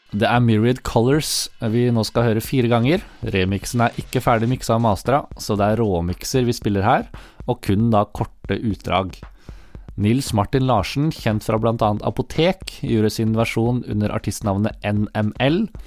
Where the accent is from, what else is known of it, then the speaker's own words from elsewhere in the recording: Notodden, Telemark, Norway; jeg er fra Notodden